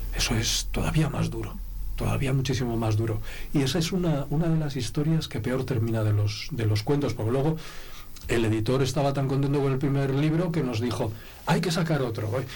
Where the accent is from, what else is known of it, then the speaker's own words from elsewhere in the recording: Santoña, Cantabria, Spain; moved away as an adult; now in Segovia, Spain; allí en Santoña, de donde soy, en el instituto en el que estudiaba